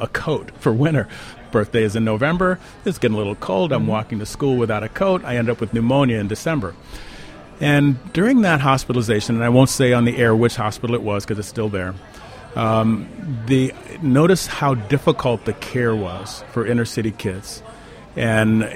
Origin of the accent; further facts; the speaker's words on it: Chicago, Illinois, United States; Well, south side of Chicago